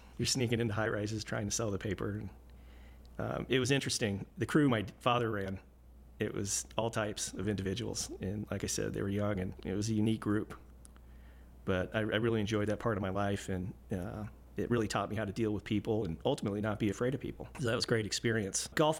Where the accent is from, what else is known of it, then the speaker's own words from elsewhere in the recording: Colorado Springs, Colorado, United States; born there; I was born in Colorado Springs in 1971